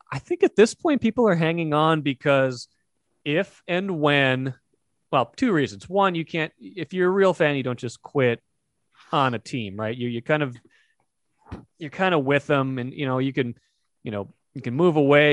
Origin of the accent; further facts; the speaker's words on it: North Dakota, United States; we're both from North Dakota